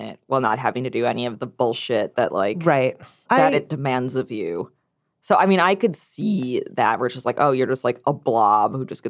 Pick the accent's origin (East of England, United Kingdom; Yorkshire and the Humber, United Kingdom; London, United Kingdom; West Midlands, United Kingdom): East of England, United Kingdom; Essex; I'm from Essex.